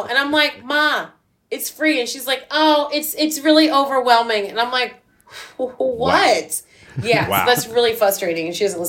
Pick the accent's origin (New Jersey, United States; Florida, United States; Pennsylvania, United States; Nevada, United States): New Jersey, United States; also born or lived in Boonton, New Jersey / Hamilton Square, New Jersey; I grew up in Jersey, too.